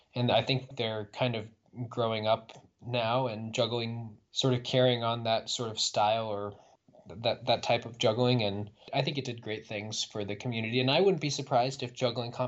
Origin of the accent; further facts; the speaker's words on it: Indiana, United States; it was in my home state